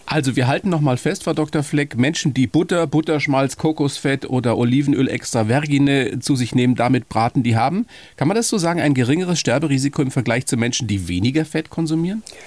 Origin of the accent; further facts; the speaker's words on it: Bavaria, Germany; bei uns in Bayern.